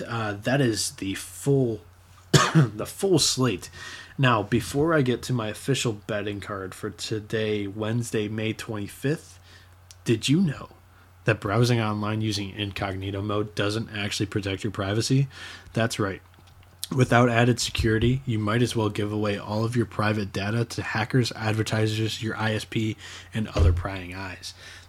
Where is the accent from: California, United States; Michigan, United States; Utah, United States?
Michigan, United States; I'm from Michigan, played my high school ball in Michigan, and all my travel ball in the Great Lakes area in colder weather.